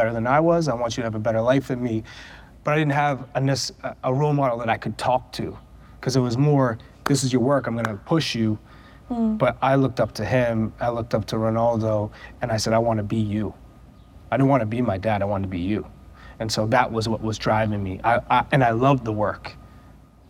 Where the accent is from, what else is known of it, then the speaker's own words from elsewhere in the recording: New Hampshire, United States; I grew up in New Hampshire